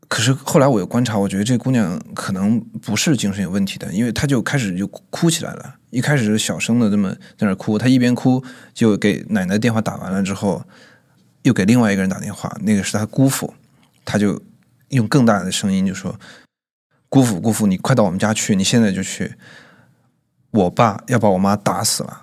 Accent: Chongqing, China; moved away as an adult; now in Beijing, China; 今年二十三岁，然后我是重庆人，在北京大概四年多了吧

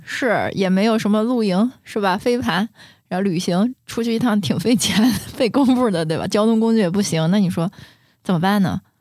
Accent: China; 我们中国人，他比较内敛

